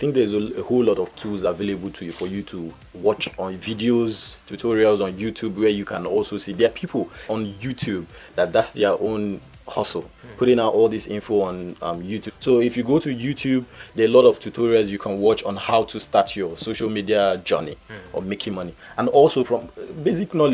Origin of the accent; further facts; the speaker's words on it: Port Harcourt, Rivers State, Nigeria; I'm from River State, okay, so Port Harcourt. Port Harcourt boy.